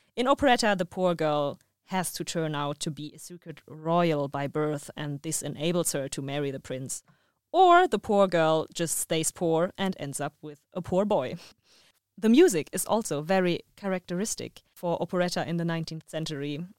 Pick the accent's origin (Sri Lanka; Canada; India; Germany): Germany; I'm from Germany